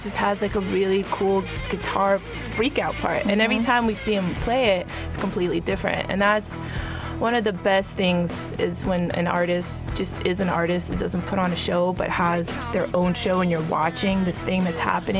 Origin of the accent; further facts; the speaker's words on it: the South, United States; You're like, hey, we're from the South. Really good, good people, but if you cross us, you're gonna probably get stabbed. And that's kind of the South.